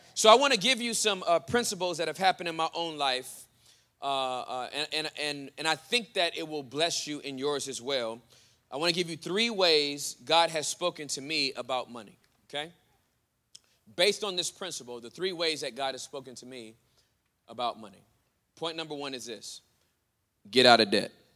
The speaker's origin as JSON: {"language": "English", "region": "Southern California", "country": "United States", "moved": "yes", "lives_now": "Denton, United States", "said": "since I'm from Southern California"}